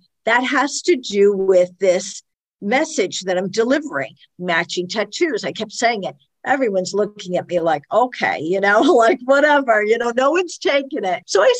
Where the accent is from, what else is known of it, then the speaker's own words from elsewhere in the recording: Brooklyn, New York, United States; I came from Brooklyn and this lieutenant had come from upstate New York.